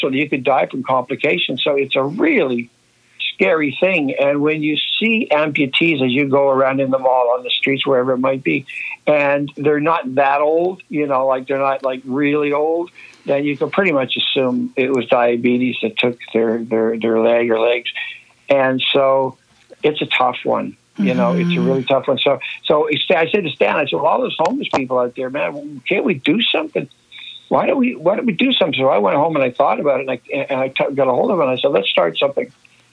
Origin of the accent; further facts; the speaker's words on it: Nova Scotia, Canada; my growing up in Nova Scotia